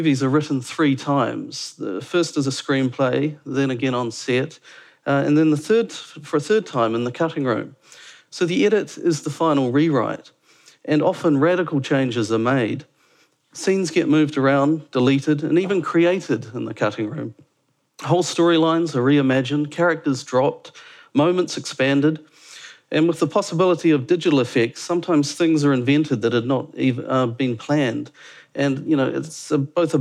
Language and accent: English; Dunedin, Otago, New Zealand; moved away as an adult; also born or lived in Auckland / London; now in Wellington, New Zealand; Originally, I was from Dunedin